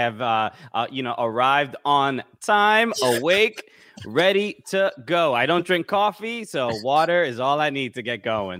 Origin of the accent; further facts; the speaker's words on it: New York City, New York, United States; I'm from Brooklyn, New York